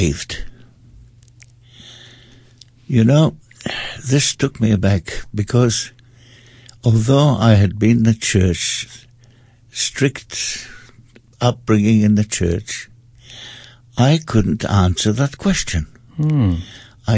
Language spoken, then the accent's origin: English; Austria; moved away; also born or lived in England / Stoke-on-Trent / London; I was brought up in Austria, I also spent quite a lot of time in England.